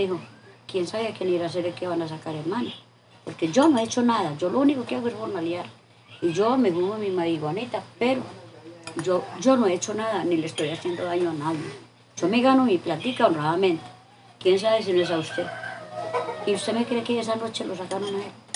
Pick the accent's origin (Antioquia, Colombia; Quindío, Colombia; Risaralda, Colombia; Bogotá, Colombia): Risaralda, Colombia; Mistrató; moved away; also born or lived in Andinápolis, Trujillo, Valle del Cauca; yo me vine para acá, para mi pueblo